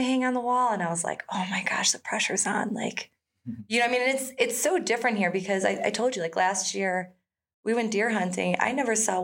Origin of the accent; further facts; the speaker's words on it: Chicago, Illinois, United States; I grew up in Chicago. I grew up in the city.